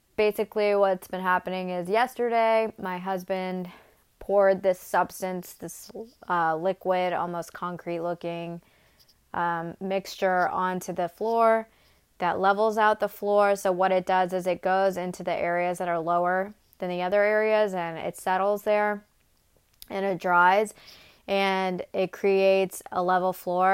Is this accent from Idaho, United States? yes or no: no; Atlanta, Georgia, United States; moved away as an adult; also born or lived in Murfreesboro, Tennessee; now in Nashville, United States; I am from Atlanta. I was raised in Atlanta since I was two years old.